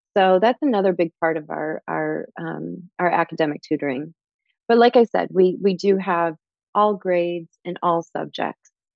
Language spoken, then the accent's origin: English; Michigan, United States; also born or lived in Chicago; now in Miami, United States; I am originally from Michigan.